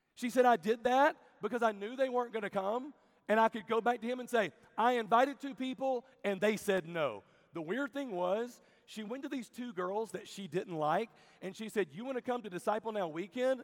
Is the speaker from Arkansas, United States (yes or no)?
no; Birmingham, Alabama, United States; I'm from Birmingham, Alabama.